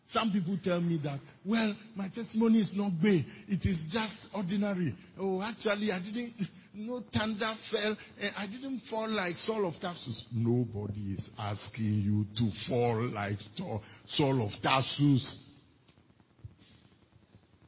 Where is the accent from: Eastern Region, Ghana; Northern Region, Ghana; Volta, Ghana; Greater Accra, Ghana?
Volta, Ghana; I come from Volta region, the most feared region in the whole Ghana.